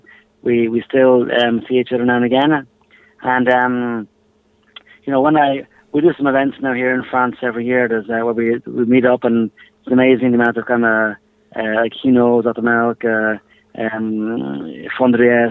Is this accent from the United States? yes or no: no; Ireland; I'm Irish